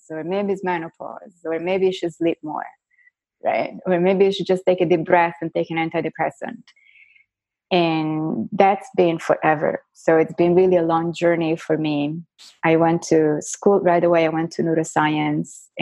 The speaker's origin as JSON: {"language": "English", "town": "Florence", "region": "Tuscany", "country": "Italy", "tie": "born or raised there", "first_language": "Italian", "second_language": "English", "moved": "as an adult", "lives_now": "United States", "said": "I was born and raised in Florence in Italy, but I went to a French high school. So I think, you know, Italian is my first language and French is my second language. So English is my third"}